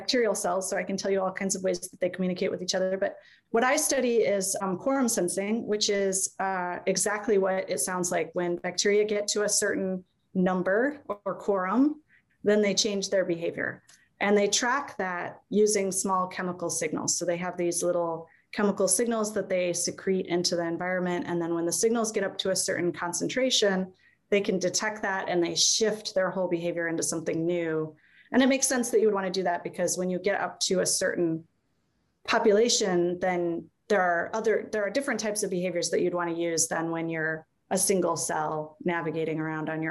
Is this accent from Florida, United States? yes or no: no; Iowa City, Iowa, United States; I grew up in Iowa City